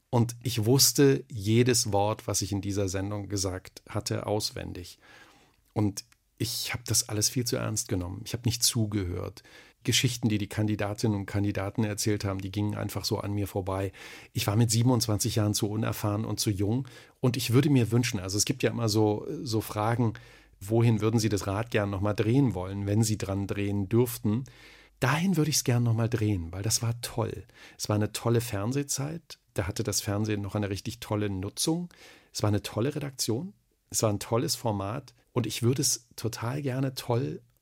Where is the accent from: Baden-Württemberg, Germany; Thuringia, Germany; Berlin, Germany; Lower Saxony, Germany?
Thuringia, Germany; accent: Thuringian; Also ich hatte einen ganz schlimmen Dialekt natürlich. Ich bin Thüringer und da sind alle, alle Vokale sind da so ganz weit hinten.